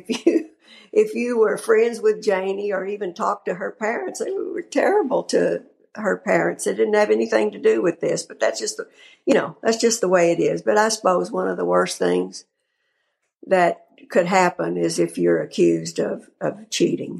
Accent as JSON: {"language": "English", "region": "Texas", "country": "United States", "said": "I am from Texas"}